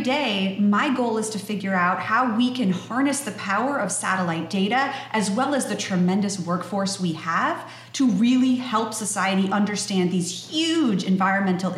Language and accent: English; Minnesota, United States; I grew up in Minnesota